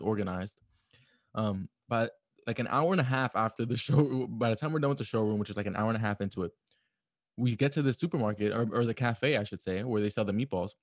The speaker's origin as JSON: {"language": "English", "town": "New York City", "region": "New York", "country": "United States", "said": "a New Yorker"}